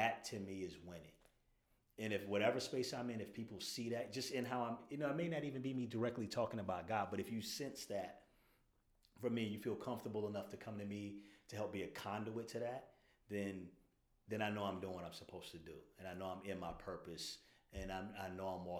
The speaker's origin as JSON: {"language": "English", "town": "Daytona Beach", "region": "Florida", "country": "United States", "tie": "born or raised there", "moved": "as an adult", "lives_now": "Brooklyn, United States", "said": "shout out to my hometown, Daytona Beach"}